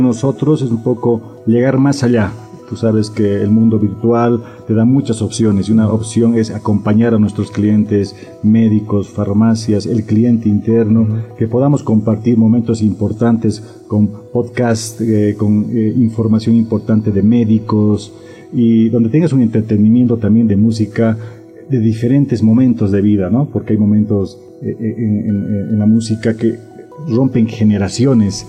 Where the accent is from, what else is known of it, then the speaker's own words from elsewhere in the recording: Bolivia; Tenemos que pensar como bolivianos